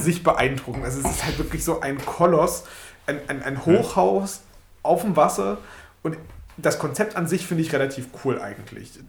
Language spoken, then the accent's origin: German; Germany; wir als Deutsche